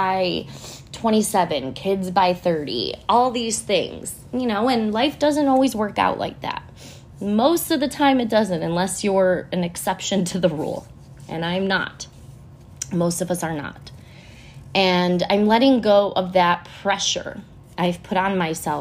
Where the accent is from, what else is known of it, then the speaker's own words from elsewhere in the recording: Buffalo, New York, United States; moved away as an adult; also born or lived in Baltimore; I moved there from Buffalo, New York, where I was born and raised, back in 2008, right out of college